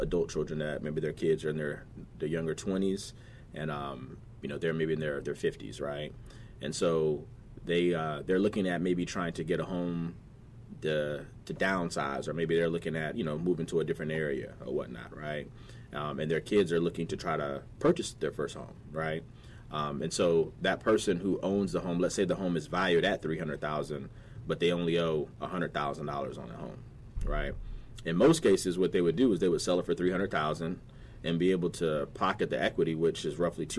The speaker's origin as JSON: {"language": "English", "town": "Virginia Beach", "region": "Virginia", "country": "United States", "tie": "born or raised there", "said": "growing up in Virginia Beach, College Park to be exact"}